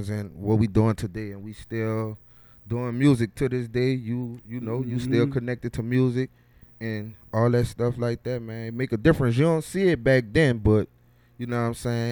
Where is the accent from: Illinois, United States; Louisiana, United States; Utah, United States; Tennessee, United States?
Louisiana, United States; New Orleans; I'm born and raised in Uptown, Carrollton, New Orleans.